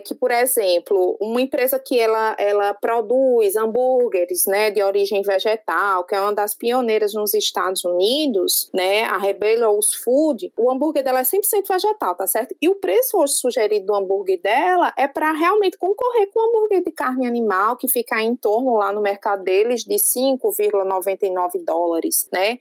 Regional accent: Paraíba, Brazil; accent: paraibano; now in Ceará, Brazil; Esse meu sotaquezinho é um sotaque paraibano mesmo, que veio para o Ceará

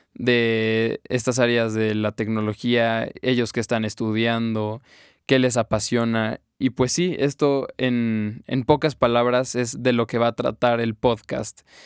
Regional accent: Mexico; yo soy mexicano y quiero ver en mi país cómo están funcionando las cosas

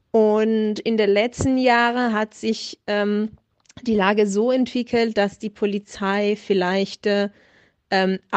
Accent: Italy; German is a second language; now in Munich, Germany; ich komme ja aus Italien und fahre, also vor corona zeiten bin ich regelmäßig ähm, zwischen München und Bologna gefahren mit dem Zug.

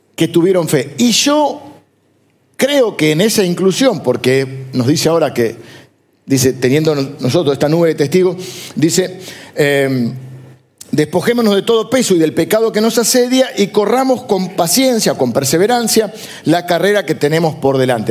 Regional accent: Argentina; somos argentinos, pero antes de que argentinos somos ciudadanos del reino de Dios

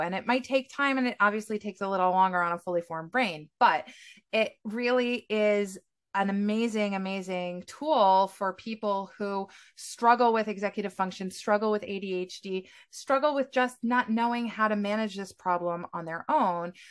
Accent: United States; now in Israel; I'm American, but I'm based in Israel

